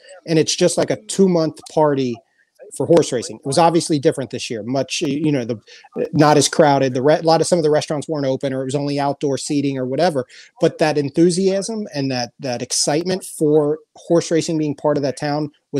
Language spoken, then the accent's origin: English; Cincinnati, Ohio, United States; moved away; also born or lived in Los Angeles; born and raised in Cincinnati, so not far from Louisville and Lexington. I worked at HRTV for years in Los Angeles at Santa Anita.